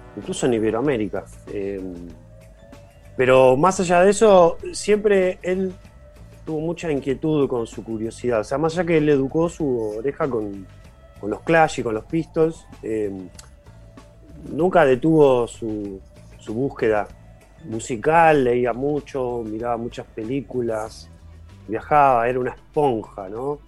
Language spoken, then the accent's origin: Spanish; Villa Gesell, Buenos Aires Province, Argentina; yo nací y me crié en Gessel